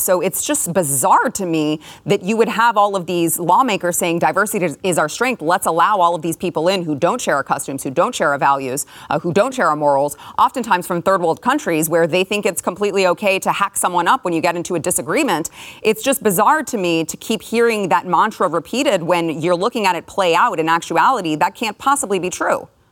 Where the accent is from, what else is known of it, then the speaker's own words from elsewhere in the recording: Texas, United States; as a Texan